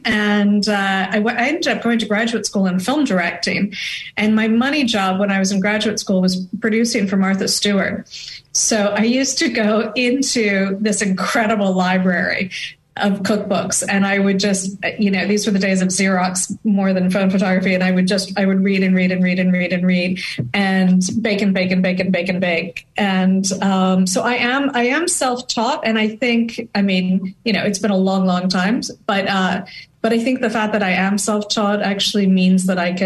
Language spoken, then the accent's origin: English; France; growing up in France